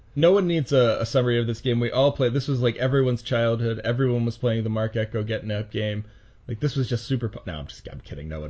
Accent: United States; as an American

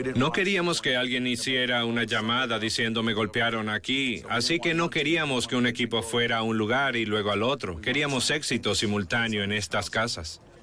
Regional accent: Puerto Rico; soy puertorriqueño

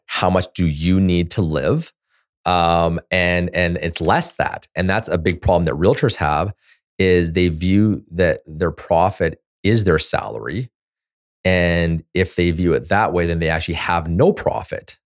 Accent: Canada; I'm a Canadian

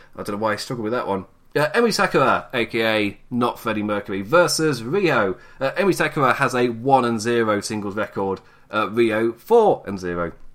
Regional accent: United Kingdom; as a British man

